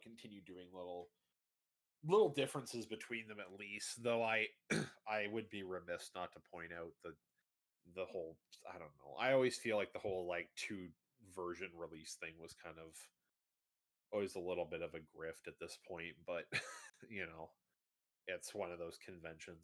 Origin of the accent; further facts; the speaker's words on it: Canada; My family's been in Canada for tons and tons of years